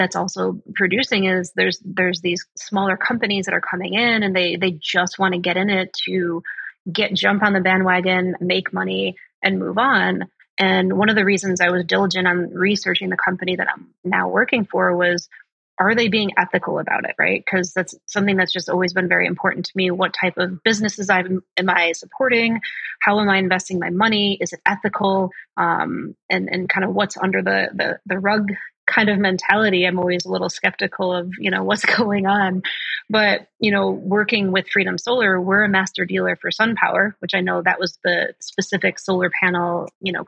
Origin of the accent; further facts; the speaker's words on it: Chicago, Illinois, United States; moved away; I'm originally from Chicago